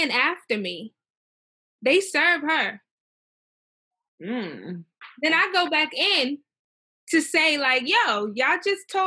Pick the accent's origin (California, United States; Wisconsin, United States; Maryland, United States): Maryland, United States; growing up in Maryland